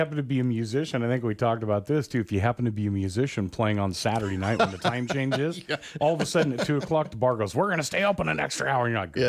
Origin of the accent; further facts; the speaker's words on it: Portland, Oregon, United States; moved away; I grew up in Portland.